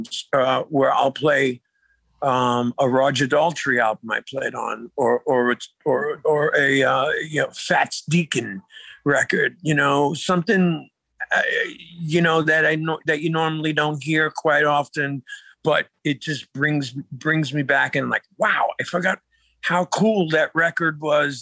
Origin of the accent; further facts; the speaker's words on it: New York City, New York, United States; moved away as an adult; also born or lived in Staten Island, New York; now in San Antonio, United States; I was born in Brooklyn, New York. Okay. I was born in Brooklyn, grew up in Brooklyn. It was in Brooklyn until I was about 12 years old. And then moved out to Staten Island